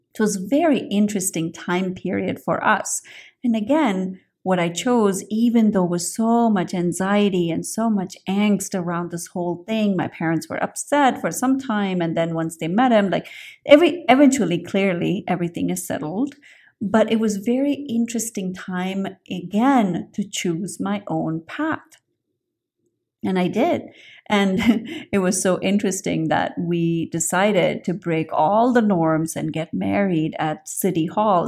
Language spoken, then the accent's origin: English; India; I grew up in India